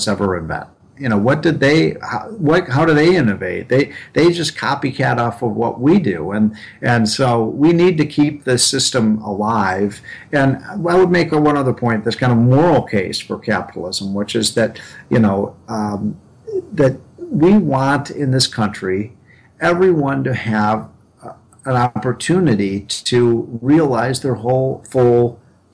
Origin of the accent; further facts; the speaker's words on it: Illinois, United States; my home state of Illinois